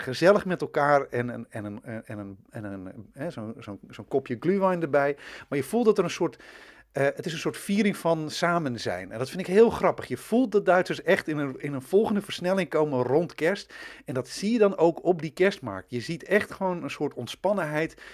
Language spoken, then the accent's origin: Dutch; Twente, Overijssel, Netherlands; Ik ben een tukker